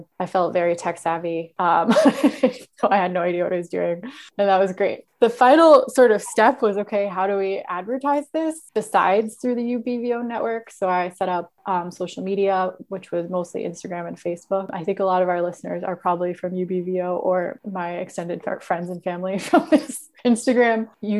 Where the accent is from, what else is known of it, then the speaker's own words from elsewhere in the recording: United States; You have just the accent. I'm too American.